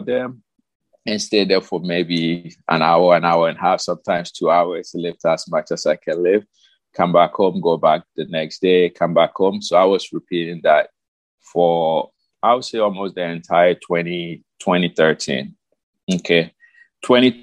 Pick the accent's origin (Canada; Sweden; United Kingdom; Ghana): Ghana; moved away as an adult; now in United States; I moved from Ghana 2009, okay, late 2009. I moved to the United States because my fiance then, now my wife, lived here.